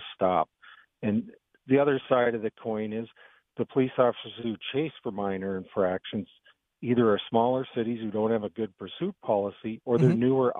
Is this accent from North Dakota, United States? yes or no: yes; Grand Forks, North Dakota, United States; moved away; I'm in a city probably three times the size, but I'm from Grand Forks